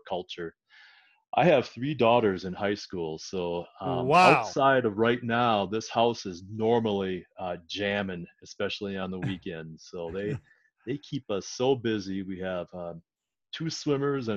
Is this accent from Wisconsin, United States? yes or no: yes; Wisconsin, United States; moved away as an adult; also born or lived in Colorado Springs / Philadelphia / Seattle; now in Denver, United States; I am from Wisconsin originally